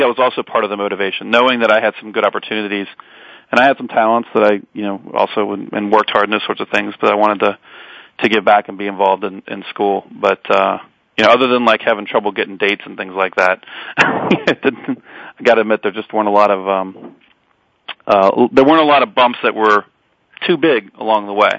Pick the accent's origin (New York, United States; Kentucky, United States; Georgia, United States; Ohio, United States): Kentucky, United States; Edgewood; also born or lived in Park Hills, Kentucky; now in Belmont, Massachusetts, United States; I grew up basically in Edgewood. I was actually born in Park Hills